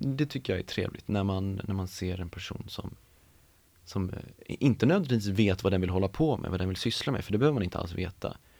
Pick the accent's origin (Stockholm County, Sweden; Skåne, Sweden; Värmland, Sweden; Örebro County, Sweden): Stockholm County, Sweden; Stockholm; uppvuxen i Stockholm, jag är uppvuxen på, på Gärdet